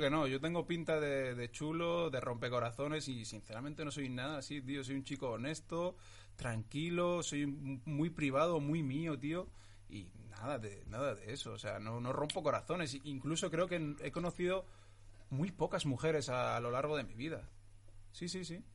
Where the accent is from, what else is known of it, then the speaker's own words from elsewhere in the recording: Getafe, Community of Madrid, Spain; Spanish is a second language; also born or lived in Tetouan, Morocco; yo nací en Tetuán el 30 de agosto del 95 y vine aquí a España en el 2004, a los nueve años. Y vine directamente a Getafe y sigo viviendo en Getafe